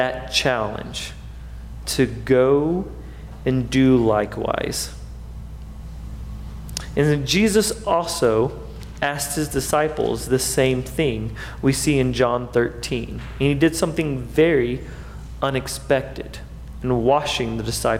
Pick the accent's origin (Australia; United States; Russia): United States; as American Christians